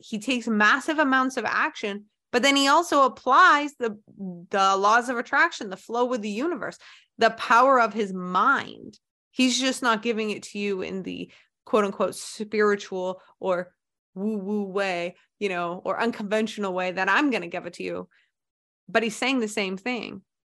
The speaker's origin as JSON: {"language": "English", "country": "United States"}